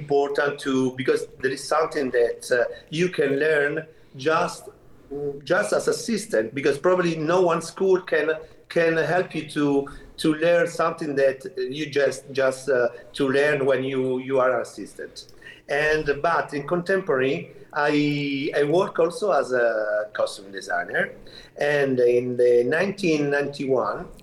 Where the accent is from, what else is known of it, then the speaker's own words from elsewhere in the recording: Marino, Lazio, Italy; English is a second language; I was born in Marino, that was a little town near Rome, and I did all my studies in this little town.